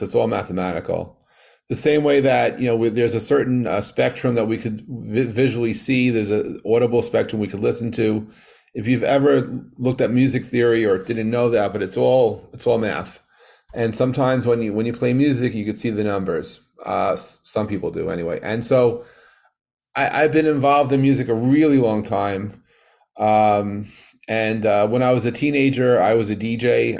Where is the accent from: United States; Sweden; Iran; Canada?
United States; New York; growing up in New York